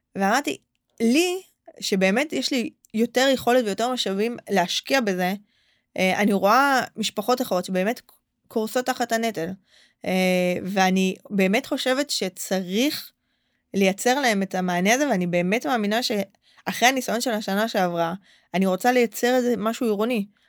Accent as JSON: {"language": "Hebrew", "town": "Holon", "region": "Tel Aviv District", "country": "Israel", "tie": "born or raised there", "said": "נולדתי בחולון, גדלתי בחולון"}